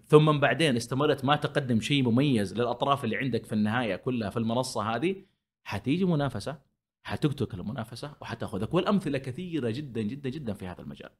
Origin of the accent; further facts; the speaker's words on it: Saudi Arabia; عندنا في السعوديه بحكم احتكاكنا في السعوديه